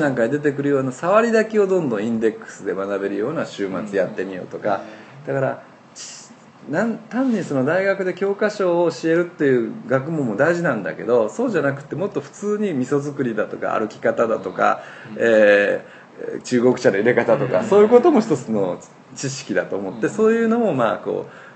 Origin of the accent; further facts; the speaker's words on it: Osaka, Japan; moved away as an adult; also born or lived in Tokyo; 実は私ここに生まれたんですよ昭和33年にえー、でつまりここで生まれて私はこの天満橋今ここ谷町4丁目の間ぐらいなんですけども、はい、ここでずっと育ったんですね